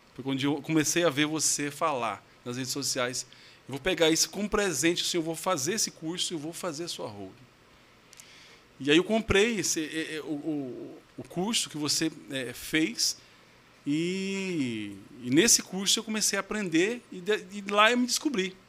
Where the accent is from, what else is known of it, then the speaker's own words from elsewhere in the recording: São Luís de Montes Belos, Goiás, Brazil; accent: Goiano (porta, porteiro, portão); Eu sou goiano raiz mesmo, sou de São Luís de Montes Belos